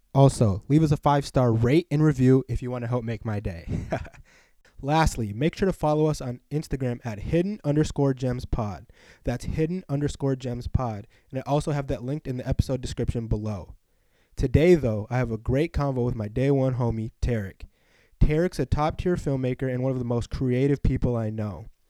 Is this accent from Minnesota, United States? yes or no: yes; Minneapolis, Minnesota, United States; we grew up on a lake.